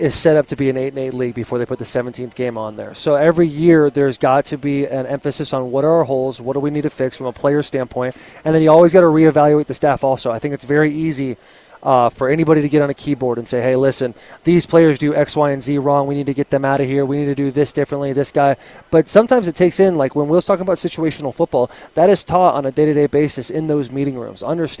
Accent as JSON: {"language": "English", "region": "Arizona", "country": "United States", "tie": "born or raised there", "said": "So I grew up here in Arizona, the maybe the best state in the entire union, and I went to Chaparral High School my senior year."}